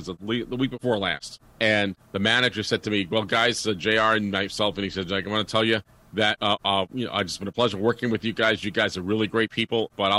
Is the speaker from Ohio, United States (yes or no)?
no; New York City, New York, United States; moved away; I'm from New York City originally